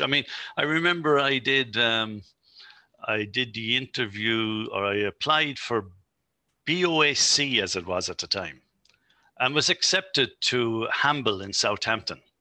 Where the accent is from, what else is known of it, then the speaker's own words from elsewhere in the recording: Carlow, County Carlow, Ireland; moved away; I'm originally from Carlow